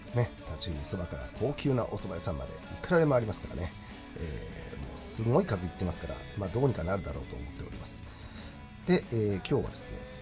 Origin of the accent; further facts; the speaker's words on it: Chiba, Japan; ちなみに私千葉県出身なんですけども